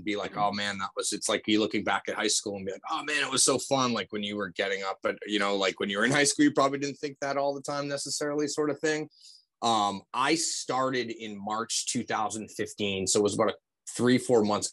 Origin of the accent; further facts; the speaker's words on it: MetroWest area outside of Boston, Massachusetts, United States; I grew up in the Metro West area outside of Boston. So grew up about a mile from where the Boston Marathon starts